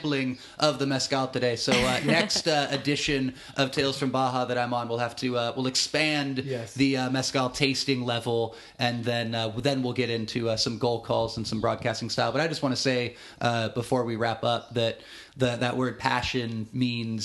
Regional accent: Watsonville, California, United States; now in San Diego, United States; as a 10, 11-year-old kid in my hometown of Watsonville

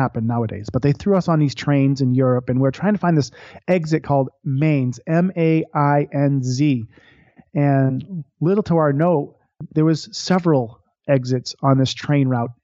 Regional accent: Boston, Massachusetts, United States; I grew up watching the Boston Red Sox. I'm from Boston, Massachusetts

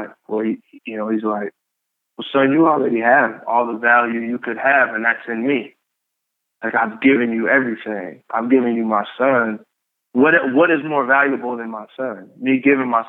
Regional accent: Columbia, Tennessee, United States; also born or lived in Pontiac, Michigan; I'm from Pontiac, Michigan. I grew up in Columbia, Tennessee.

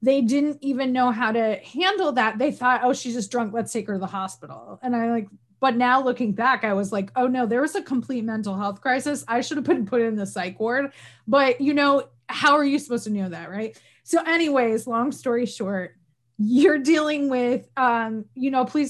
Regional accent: Northern New York, United States; where I'm from Northern New York, Canada adjacent.

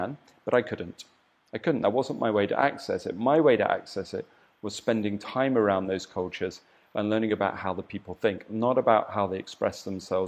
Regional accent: southern England, United Kingdom; moved away as an adult; now in Bali, Indonesia; I'm English. from the south of England

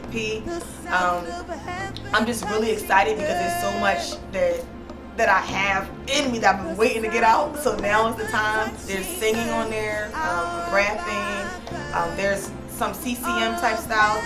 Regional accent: Philadelphia, Pennsylvania, United States; I grew up in Philadelphia foster care system.

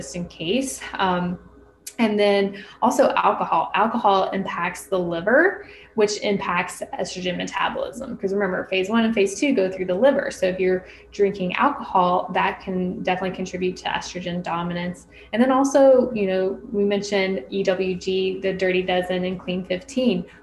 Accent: North Florida, United States; I grew up in the South, North Florida, which is like South Alabama

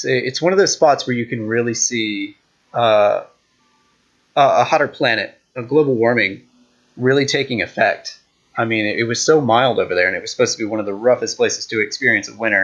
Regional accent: United States; as an American

